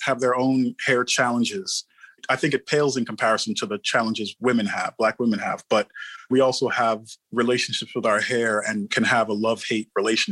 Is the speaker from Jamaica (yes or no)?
yes; Jamaica; moved away as an adult; now in Atlanta, United States; So I come from Jamaica and my uncles were all Rasta.